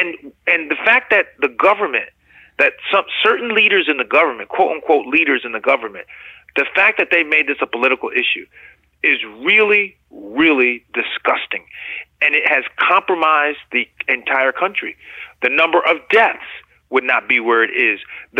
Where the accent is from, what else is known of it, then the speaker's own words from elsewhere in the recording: United States; So as a physician, as an American, as a lover of human life, this has been a really, really tough time for me to see what has happened.